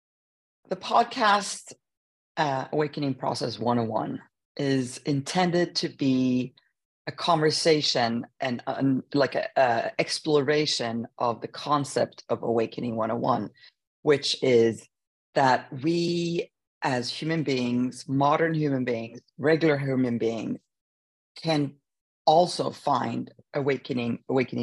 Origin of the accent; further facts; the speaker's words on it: Sweden; moved away; We grew up in Sweden